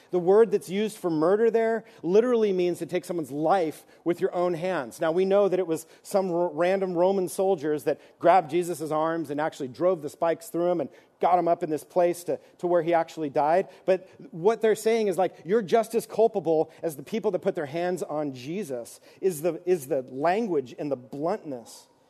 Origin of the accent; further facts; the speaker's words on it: East Coast, United States; moved away; I'm from the East Coast, so we sang old hymns